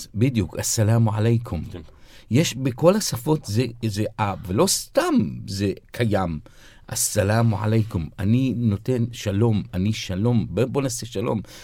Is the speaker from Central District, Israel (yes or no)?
no; Haifa, Haifa District, Israel; now in Jaffa, Israel; אני זוכר פעם אחת ציירתי דגל פלסטין על המרפסת אצלנו בחיפה, וגדלנו בוואדי ניסנס